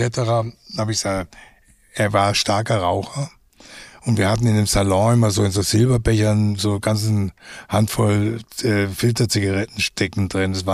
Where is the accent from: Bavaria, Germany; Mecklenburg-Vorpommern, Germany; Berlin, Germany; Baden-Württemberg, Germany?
Baden-Württemberg, Germany; Umkirch; born there; ich bin geboren in Umkirch bei Freiburg.